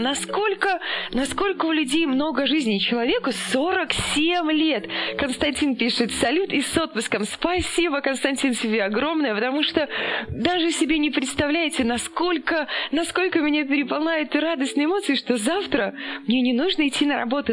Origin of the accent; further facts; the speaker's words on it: Belarus; мы сами из Беларуси